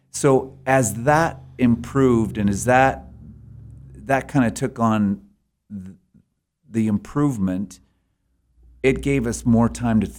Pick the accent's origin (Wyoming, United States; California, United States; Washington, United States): Wyoming, United States; Sheridan; so when we we when we first would go to committee conventions and those kind of things, you know, we're just from Sheridan, and we're just kind of the normal run of the mill people